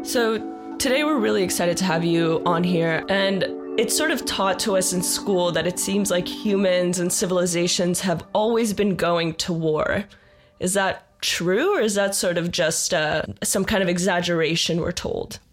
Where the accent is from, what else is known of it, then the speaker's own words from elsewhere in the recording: Israel; moved away; I am originally from Israel